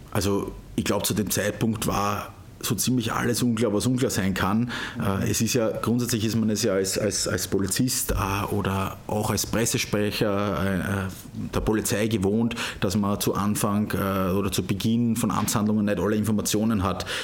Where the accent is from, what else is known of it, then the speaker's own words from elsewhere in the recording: Kaumberg, Lower Austria, Austria; pendle ich auch immer gern nach Hause äh, in meine Heimatgemeinde Kaumberg